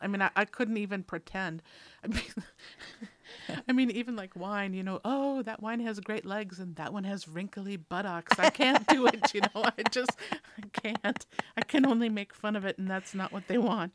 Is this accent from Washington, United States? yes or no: no; Minnesota, United States; I'm from Minnesota